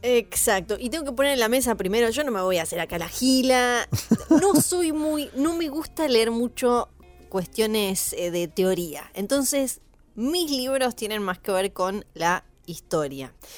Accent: Ushuaia, Tierra del Fuego, Argentina; now in Buenos Aires, Argentina; yo soy de Ushuaia, Tierra del Fuego

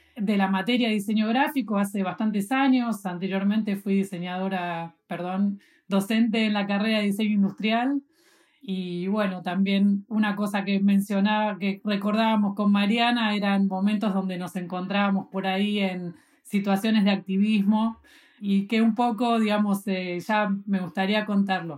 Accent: Buenos Aires, Argentina; soy de Buenos Aires

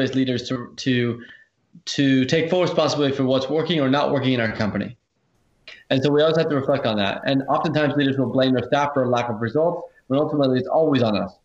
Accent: Silicon Valley, California, United States; also born or lived in Hawaii; now in Australia; I'm originally from Silicon Valley, which is the United States, and originally born in Hawaii, then moved to Silicon Valley

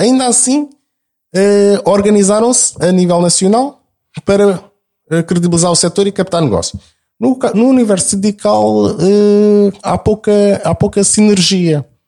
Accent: Lisbon, Portugal; accent: alfacinha (Lisbon); eu tenho sotaque alfacinha

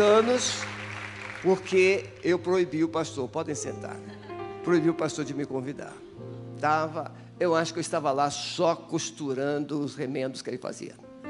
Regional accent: Espírito Santo, Brazil; moved away; porque eu sou capixaba

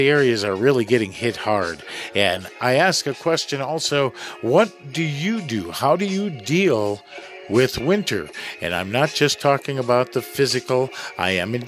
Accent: Midwest, United States; moved away; I grew up in the Midwest.

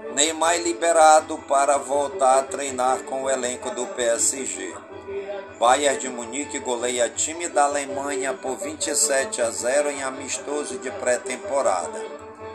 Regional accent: Careiro da Várzea, Amazonas, Brazil; Careiro da Várzea, minha cidade natal.

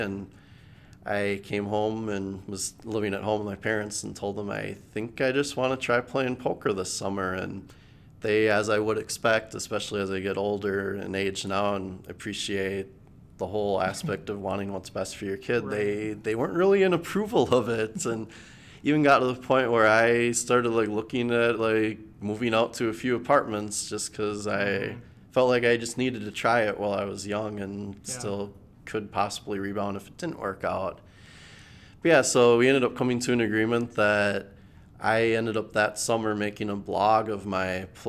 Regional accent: Eagan, Minnesota, United States; In Eagan, Minnesota.

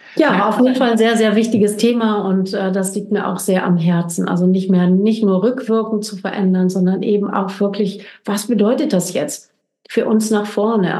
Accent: Germany; wir als Deutsche

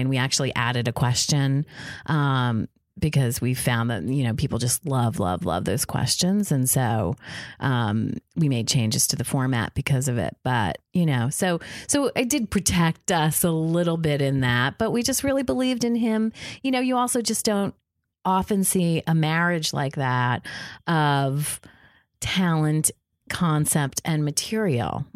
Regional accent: Jersey Shore, New Jersey, United States; I grew up on the Jersey Shore.

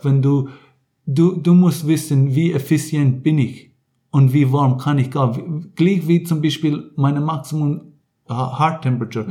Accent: Ireland; German is a second language; also born or lived in Munich, Germany; now in Rapperswil, Switzerland; ich kann viel in Irland aufgewachsen

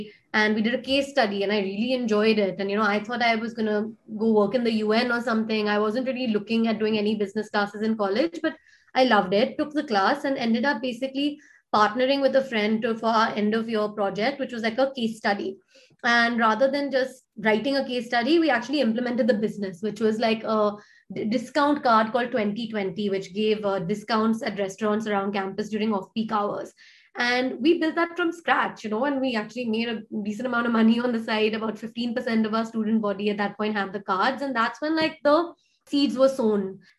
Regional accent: India; I grew up partly in India, partly outside of India. I wanted to build something in my country, right?

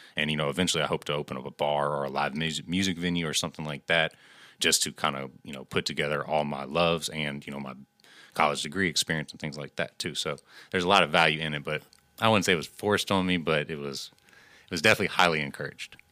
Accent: Angleton, Texas, United States; In my hometown of Angleton, um, it's a smaller community

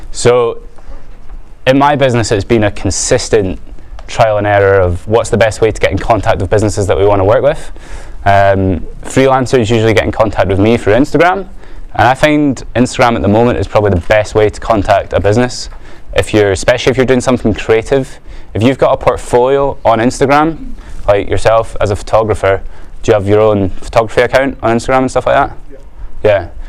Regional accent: Edinburgh, Scotland, United Kingdom; I'm from Edinburgh

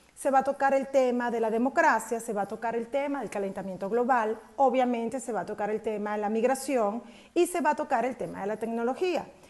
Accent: Mexico; nosotros como mexicanos

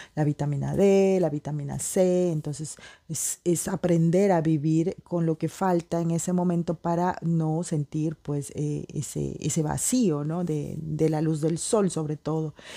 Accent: Peruvian Amazon, Peru; moved away as an adult; also born or lived in Lima, Peru; now in France; yo soy peruana para los que no saben, nací en la Amazonía

